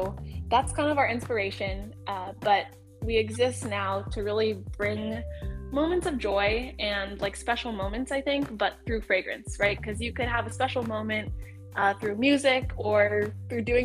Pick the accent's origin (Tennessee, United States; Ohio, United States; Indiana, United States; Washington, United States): Ohio, United States; we're from Ohio